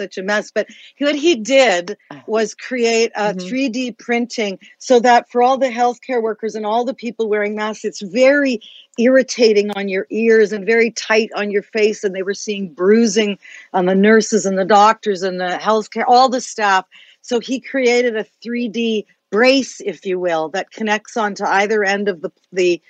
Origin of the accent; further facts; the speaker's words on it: Canada; not just as a journalist, but as a Canadian